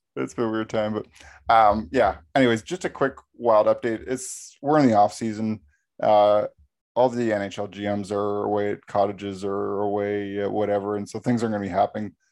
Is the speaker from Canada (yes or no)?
yes; Canada; we're from Canada